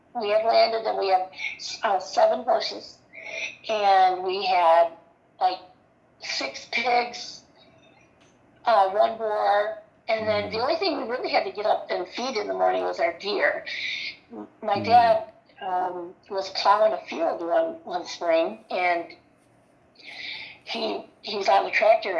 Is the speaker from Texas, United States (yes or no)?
no; Athens, Michigan, United States; we were born and raised in Athens, Michigan.